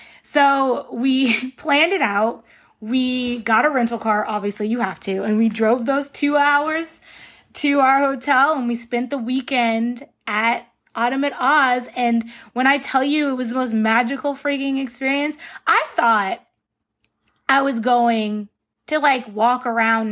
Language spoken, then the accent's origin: English; Northern Virginia, United States; now in California, United States; I'm from Northern Virginia. That is where I'm from. That's where my parents still reside in that house. Like, I go home to Virginia